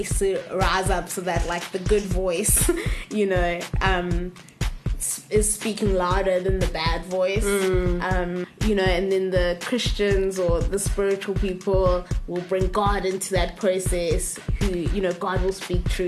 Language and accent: English; Pietermaritzburg, KwaZulu-Natal, South Africa; moved away as an adult; now in Cape Town, South Africa; I am a Pietermaritzburg girl. I moved to Cape Town to study